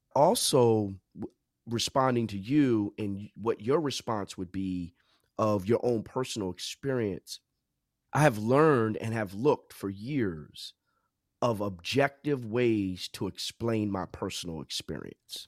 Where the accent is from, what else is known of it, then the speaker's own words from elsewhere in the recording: New Jersey, United States; also born or lived in South Orange, New Jersey / Princeton Junction, New Jersey; I'm from Jersey, born and raised